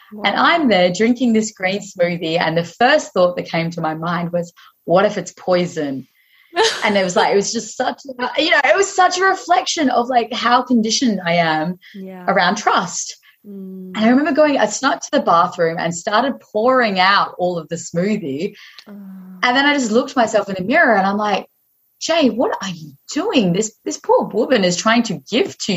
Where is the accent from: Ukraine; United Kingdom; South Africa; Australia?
Australia; Western Australia; I was this stranger from Aussie that had just rocked up in Hawaii